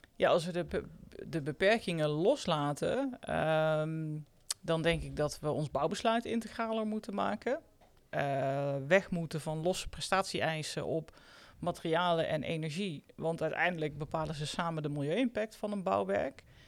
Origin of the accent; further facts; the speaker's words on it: North Brabant, Netherlands; ik kom uit Brabant, dus vroeger zeiden wij bouwketen